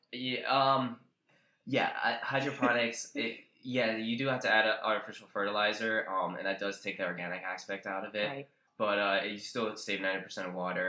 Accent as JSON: {"language": "English", "town": "Roosevelt", "region": "New Jersey", "country": "United States", "tie": "born or raised there", "said": "I grew up in Roosevelt, New Jersey. It's central Jersey"}